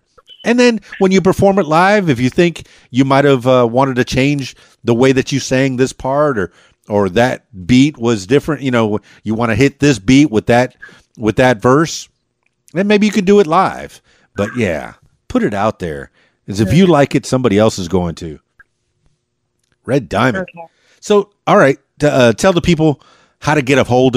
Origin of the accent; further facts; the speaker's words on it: Miami, Florida, United States; I'm from Miami